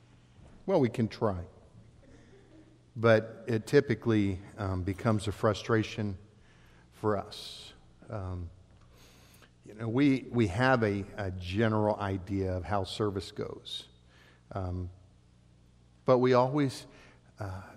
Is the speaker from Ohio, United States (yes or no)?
yes; Ohio, United States; moved away as an adult; also born or lived in Oregon / South Dakota; I was born and raised in Ohio, lived on in a farming community.